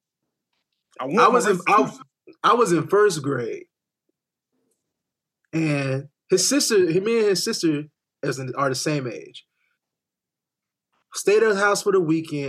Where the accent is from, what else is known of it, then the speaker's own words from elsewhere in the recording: Wake Forest, North Carolina, United States; I was born in Wake Forest, North Carolina at Wake Med.